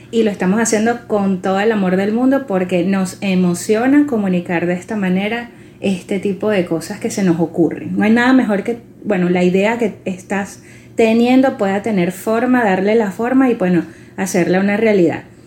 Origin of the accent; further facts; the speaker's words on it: Venezuela; nosotros le colocamos como venezolanos